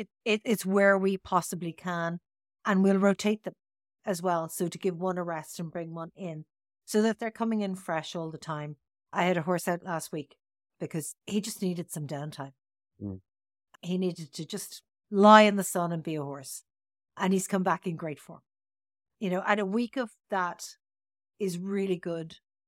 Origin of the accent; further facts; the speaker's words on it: Tipperary, Munster, Ireland; now in Dublin, Ireland; when I moved into Dublin from Tipperary